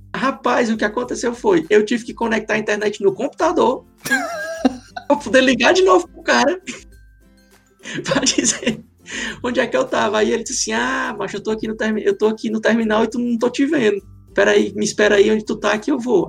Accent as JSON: {"language": "Portuguese", "town": "Fortaleza", "region": "Ceará", "country": "Brazil", "moved": "as an adult", "lives_now": "Ireland", "said": "eu sou lá de Fortaleza"}